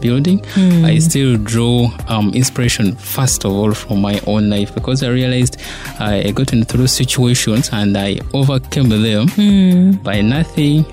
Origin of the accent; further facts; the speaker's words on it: Masaka, Central Region, Uganda; I grew up in Masaka.